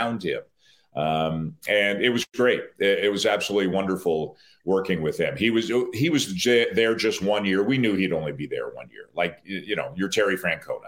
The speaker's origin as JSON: {"language": "English", "town": "Toronto", "region": "Ontario", "country": "Canada"}